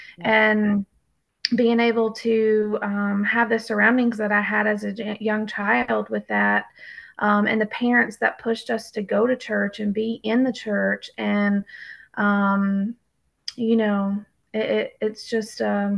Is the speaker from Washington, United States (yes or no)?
no; Davie County, North Carolina, United States; I am. Yes, I'm out of Davie County.